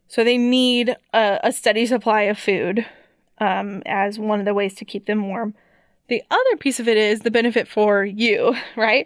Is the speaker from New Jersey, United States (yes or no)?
no; Columbia, Missouri, United States; I grew up in Columbia